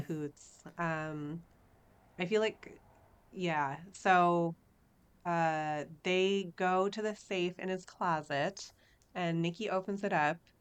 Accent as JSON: {"language": "English", "town": "Minneapolis", "region": "Minnesota", "country": "United States", "said": "I'm from Minneapolis"}